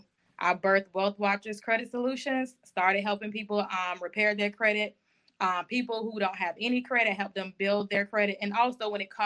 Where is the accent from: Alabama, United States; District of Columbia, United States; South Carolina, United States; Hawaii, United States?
South Carolina, United States; Orangeburg; now in Jacksonville, United States; I am originally from Orangeburg, South Carolina, and I currently reside in Jacksonville, Florida